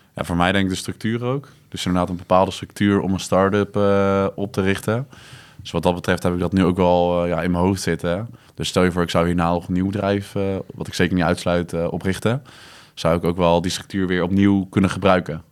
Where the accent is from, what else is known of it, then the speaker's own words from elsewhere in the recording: The Hague, South Holland, Netherlands; now in Breda, Netherlands; ik kom oorspronkelijk uit Den Haag